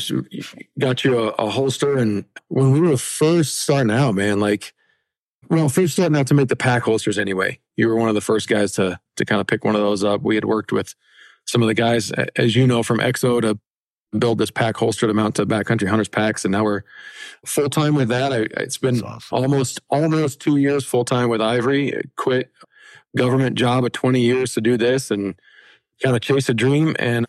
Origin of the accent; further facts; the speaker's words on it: Colorado, United States; we're from Colorado.